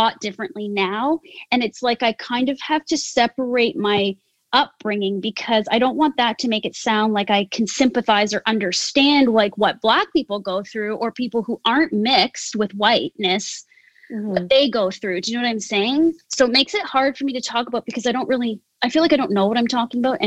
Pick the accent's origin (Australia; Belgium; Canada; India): Canada; I am what's called Yonsei, which is fourth generation Japanese Canadian. So I'm pretty Canadian, not very Japanese